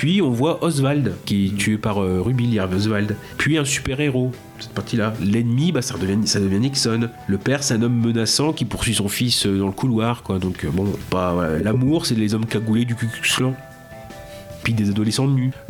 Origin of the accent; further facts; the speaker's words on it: France; on le connaît pas en tant que français